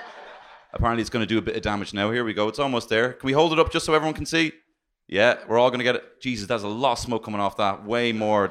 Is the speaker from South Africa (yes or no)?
no; Ireland